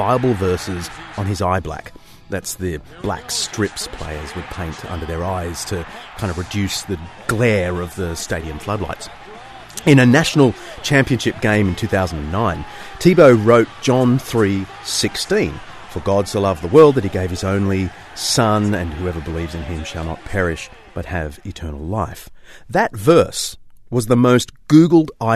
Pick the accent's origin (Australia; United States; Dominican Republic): Australia; As an Aussie, I was raised on the fine tradition of mocking players who thanked the Almighty for their victory